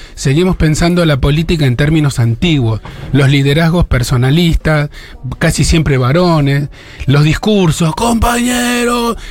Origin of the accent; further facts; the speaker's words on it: Argentina; Cuando yo nací en Argentina